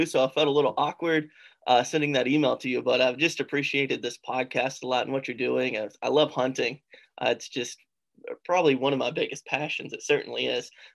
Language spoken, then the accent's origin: English; West Virginia, United States; I was born in West Virginia, raised in West Virginia